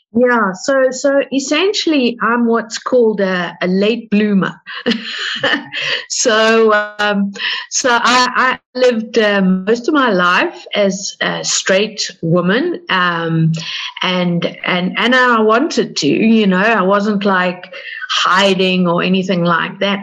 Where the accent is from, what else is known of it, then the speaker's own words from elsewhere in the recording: South Africa; We're from South Africa